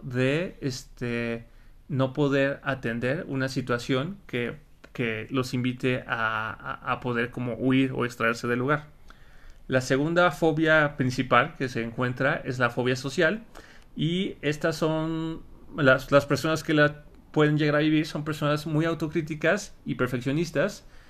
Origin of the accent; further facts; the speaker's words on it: Mexico; Un pavo o guajolote, ¿no? Como le decimos en México